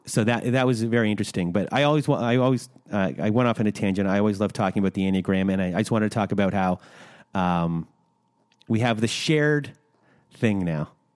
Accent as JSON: {"language": "English", "country": "Canada", "said": "we're Canadian"}